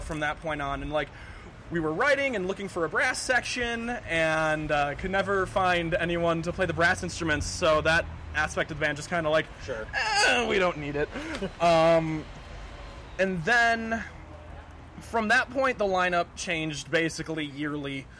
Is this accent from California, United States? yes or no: no; Marinette, Wisconsin, United States; moved away as an adult; now in Green Bay, United States; I'm originally from Marinette, Wisconsin